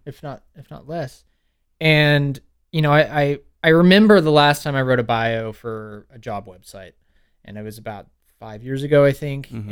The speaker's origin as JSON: {"language": "English", "town": "Pflugerville", "region": "Texas", "country": "United States", "tie": "born or raised there", "moved": "as an adult", "lives_now": "Lafayette, United States", "said": "I grew up in Pflugerville until yeah. I was 18"}